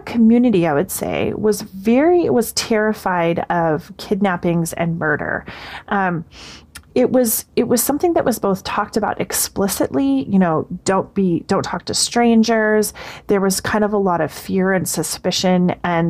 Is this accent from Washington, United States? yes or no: yes; Seattle, Washington, United States; I grew up in Seattle, a little bit north of the actual Seattle city proper